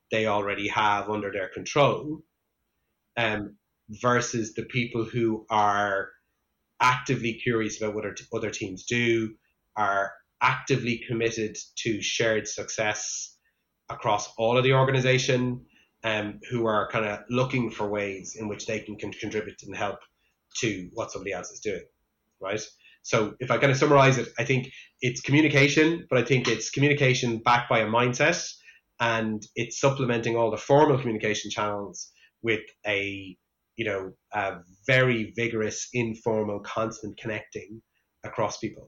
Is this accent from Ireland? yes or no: yes; Ireland; I grew up in Ireland